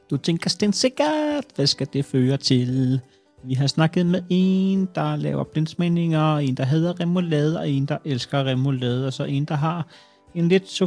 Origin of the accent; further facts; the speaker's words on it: Copenhagen, Capital Region of Denmark, Denmark; jeg er fra København.